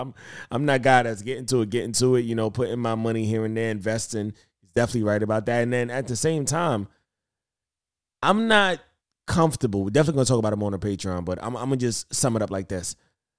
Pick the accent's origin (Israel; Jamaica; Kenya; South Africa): Jamaica; I'm really Jamaican and I got like 89 jobs.